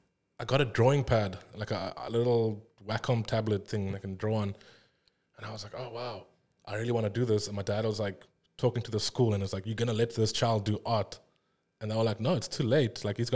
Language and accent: English; South Africa; I think a lot of the time, like as any South African illustrator, I think our work is also inherently like South African